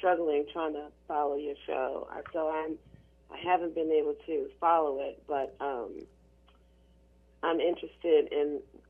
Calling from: Gaithersburg, Maryland, United States; I'm calling from Gaithersburg, Maryland.

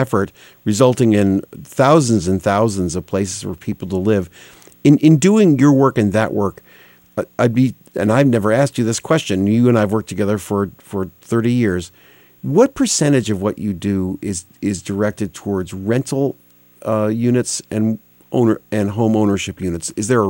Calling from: Connecticut, United States; I'm speaking from Connecticut, which is 173 little towns.

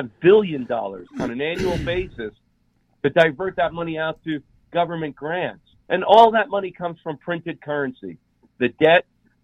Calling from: Utah, United States; I'm calling from Utah.

